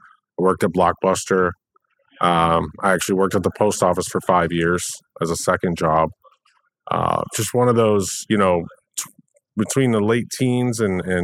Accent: Delray Beach, Florida, United States; I grew up in Delray Beach, Florida

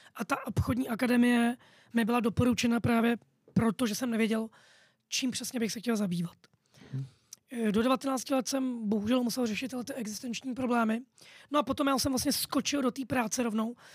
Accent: Prague, Czechia; narodil jsem se v Praze

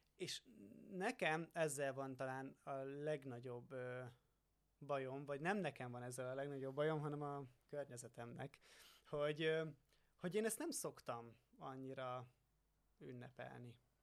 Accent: Hungary; én hiába faluról származom

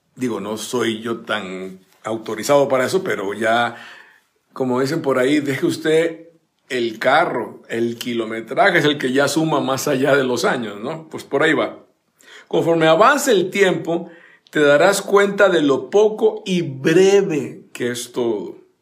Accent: Costa Rica; mi país natal, Costa Rica

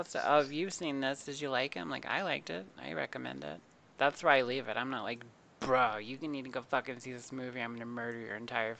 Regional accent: the Bible Belt, United States; moved away; also born or lived in California; I grew up in the Bible Belt, and one of the first things people always ask you when they first meet you was, what church did you go to? And then I went from that to live in California

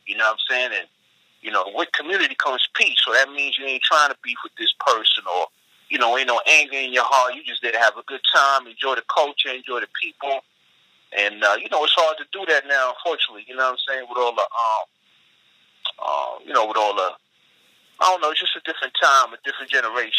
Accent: New York City, New York, United States; I'm a New Yorker, native New Yorker, so I grew up in the 80s and the 90s

